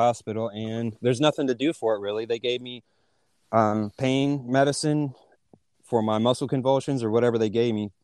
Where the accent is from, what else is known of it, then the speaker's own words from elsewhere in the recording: Hopkinsville, Kentucky, United States; moved away as an adult; also born or lived in North Carolina; met my wife in my hometown of Hopkinsville